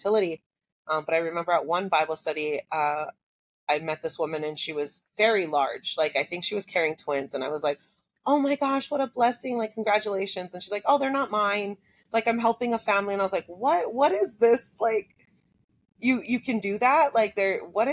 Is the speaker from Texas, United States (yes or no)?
no; Hawaii, United States; growing up in Hawaii